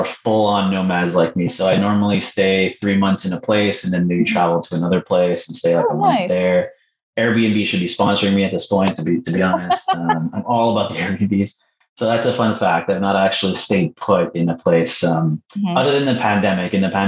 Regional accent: Canada; I'm going to say Mexico, just because I'm Canadian, right?

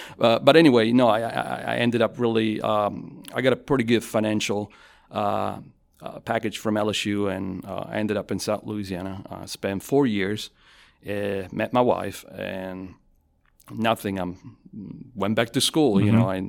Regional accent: Avellino, Campania, Italy; also born or lived in Naples / Milan; So I am originally from Avellino. It's 50,000 people, about 25 miles away from Naples. So I'm from the south. And I lived in Avellino, Naples, and Milan, just based on my family's, my dad's job.

